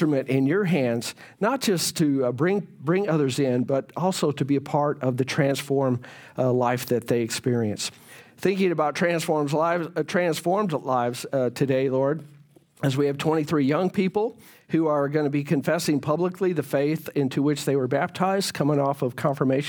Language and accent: English; Fort Worth, Texas, United States; I grew up in Fort Worth